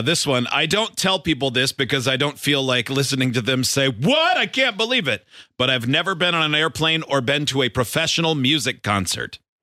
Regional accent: Michigan, United States; growing up in Michigan

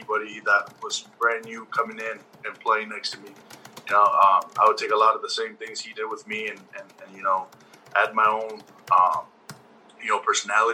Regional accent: Las Vegas, Nevada, United States; We're both from Las Vegas, Nevada

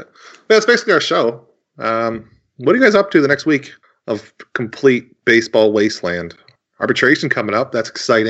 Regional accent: New York, United States; I'm from New York

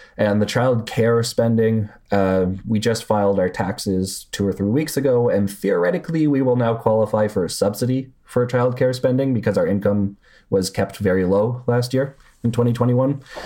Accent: Canada; I'm Canadian

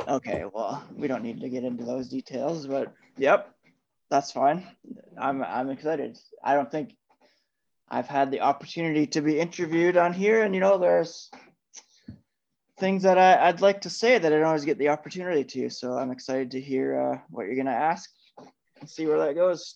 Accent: Ottawa, Ontario, Canada; also born or lived in Toronto / Manitoba / Scotland; now in Guelph, Canada; growing up in Ottawa

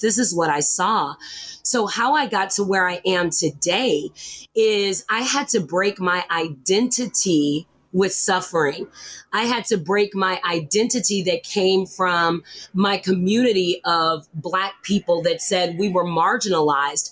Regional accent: the South, United States; I grew up in the South

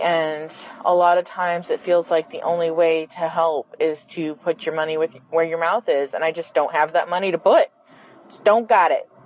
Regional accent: Quebec, Canada; I'm from Quebec in Canada

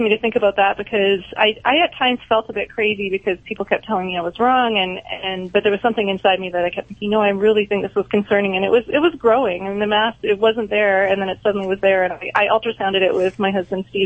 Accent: Canada; now in United States; Yeah, yeah. I'm Canadian. I work in Florida now, but at the time I was in I was in mm-hmm. Canada.

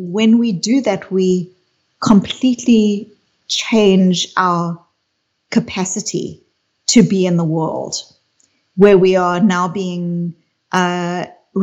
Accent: South Africa; I grew up in South Africa

